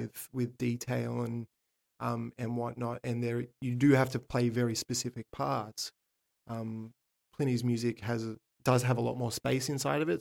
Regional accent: Sydney, New South Wales, Australia; I'm from Sydney, Australia

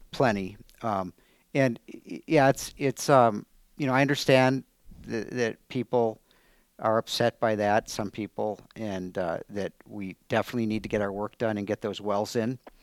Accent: Superior, Wisconsin, United States; moved away as an adult; also born or lived in Madison, Wisconsin / Alaska; now in Altoona, United States; I grew up in Superior

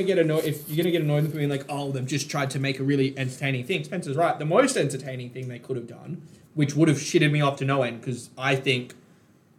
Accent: Queensland, Australia; me as a Queenslander

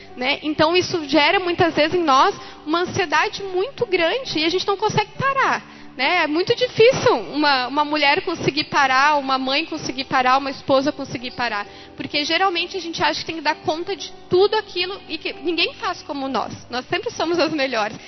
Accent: Lajeado, Rio Grande do Sul, Brazil; eu sou de Lajado

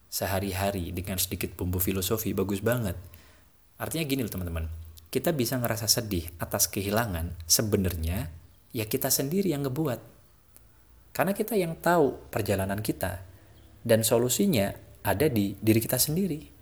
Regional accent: Java, Indonesia; Apalagi saya ini orang Jawa ya saya tuh diajarin, orang Jawa itu nggak pernah mengenal istilah kerja.

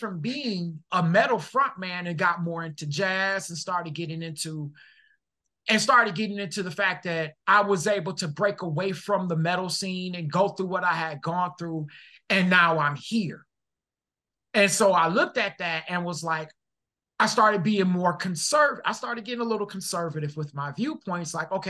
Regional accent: Detroit, Michigan, United States; now in Seattle, United States; Yeah, I do live in Seattle. But I'm from Detroit.

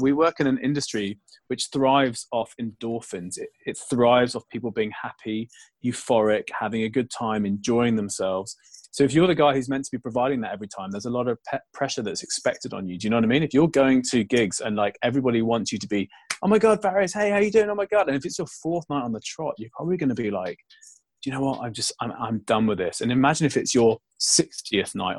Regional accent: London, United Kingdom; growing up in London when trance wasn't big

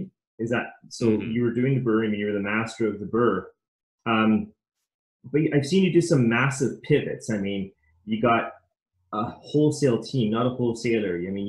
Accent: London, United Kingdom; I'll say, yeah, I'm from London.

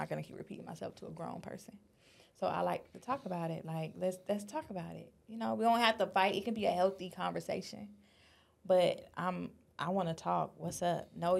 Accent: Florida, United States; now in Los Angeles, United States; I'm from Florida.

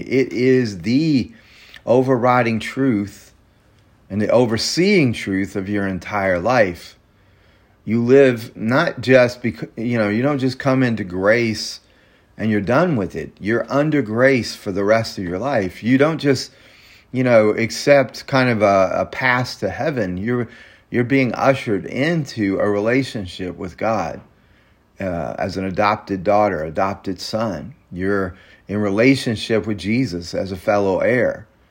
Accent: Mississippi, United States; I grew up in Mississippi, in a very small town in Mississippi

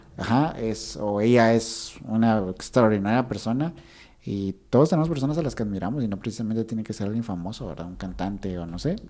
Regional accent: Guatemala

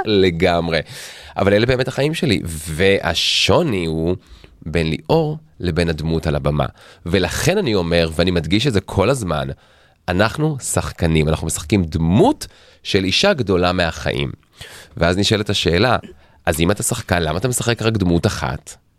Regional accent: Tel Aviv, Tel Aviv District, Israel; אנחנו תל אביבים במקור

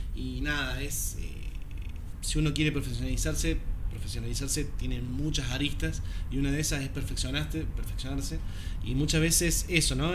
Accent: Córdoba, Argentina; moved away as an adult; now in Buenos Aires, Argentina; soy cordobés

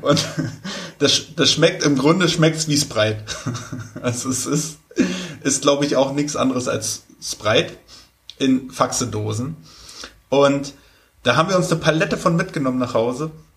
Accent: Germany; als Deutscher

